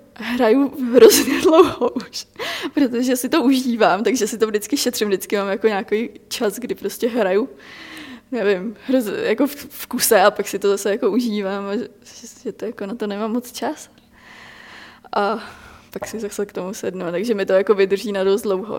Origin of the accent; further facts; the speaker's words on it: Czechia; v Čechách